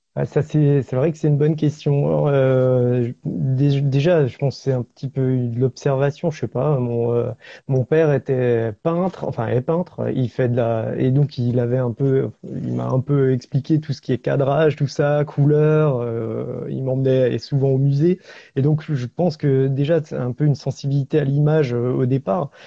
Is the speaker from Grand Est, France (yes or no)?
yes; Alsace, Grand Est, France; je suis alsacien, euh, j'habite au pied des Vosges